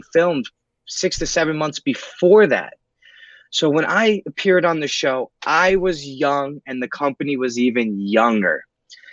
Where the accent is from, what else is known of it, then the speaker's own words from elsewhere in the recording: New York City, New York, United States; I'm born and raised in New York City